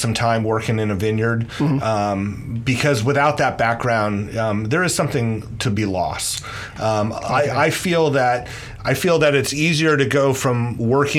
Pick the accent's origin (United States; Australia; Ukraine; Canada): United States; Petaluma, California; I grew up in Petaluma, and my mom's side of the family, they were all in the dairy industry